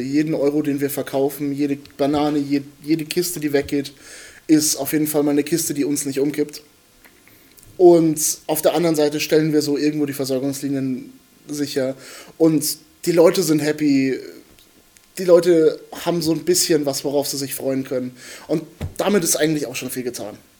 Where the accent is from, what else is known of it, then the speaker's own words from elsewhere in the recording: Bad Kissingen, Bavaria, Germany; moved away as an adult; now in Nuremberg, Germany; ich studiere hier in Nürnberg. Ich komme eigentlich aus Bad Kissingen